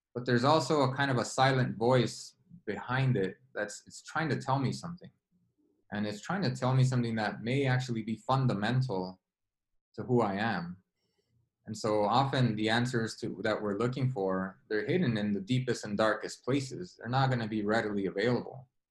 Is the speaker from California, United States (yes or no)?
yes; Los Angeles, California, United States; I grew up in South Central Los Angeles, which has a lot of infamy